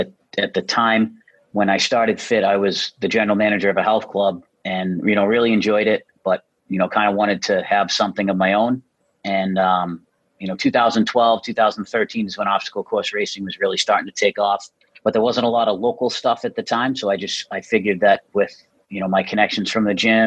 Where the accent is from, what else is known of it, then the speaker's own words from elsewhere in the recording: North Attleboro, Massachusetts, United States; I am from North Attleboro, Massachusetts